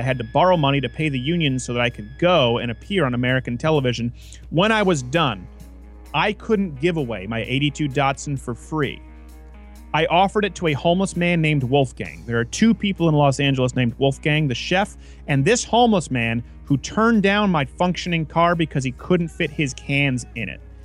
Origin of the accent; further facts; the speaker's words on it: Saint-Lambert, Quebec, Canada; moved away as an adult; also born or lived in New York City; I was raised in St. Lambert, the last street before you cross into Villemoyne, which was pretty lower class.